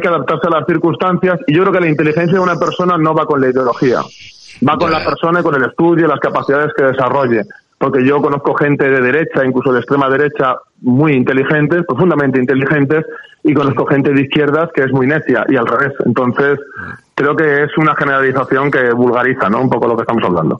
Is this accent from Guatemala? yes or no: no; Spain; me considero español